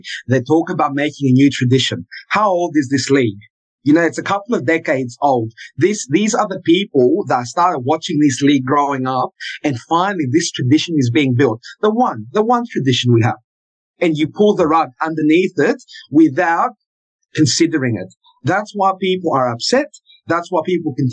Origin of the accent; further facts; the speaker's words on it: Adelaide, South Australia, Australia; I'm from Adelaide.